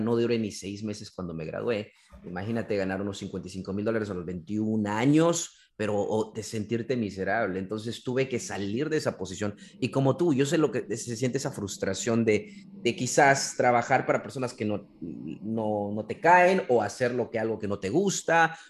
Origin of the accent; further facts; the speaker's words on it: Peru; now in Maryland, United States; yo soy de Perú